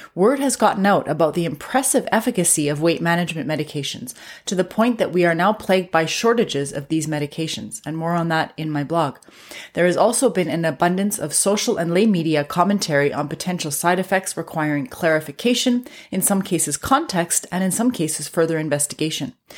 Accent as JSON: {"language": "English", "country": "Canada", "said": "I'm a Canadian physician"}